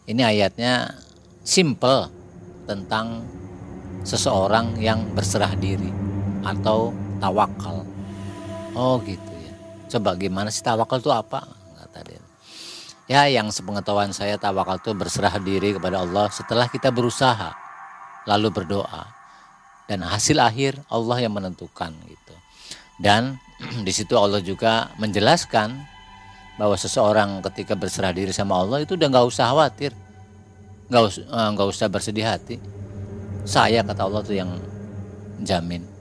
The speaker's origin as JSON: {"language": "Indonesian", "town": "Cirebon", "region": "West Java", "country": "Indonesia", "said": "Bapak dari mana? Nah, saya dari Cirebon."}